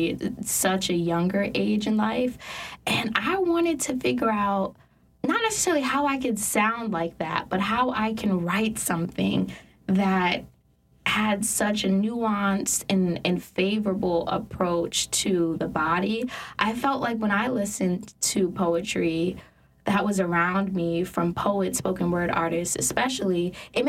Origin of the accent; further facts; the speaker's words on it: New York, United States; So I grew up in New York